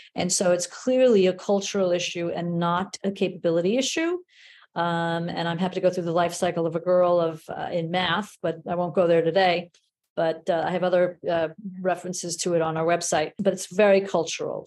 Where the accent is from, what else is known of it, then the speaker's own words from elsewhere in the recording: New York City, New York, United States; I grew up in the Bronx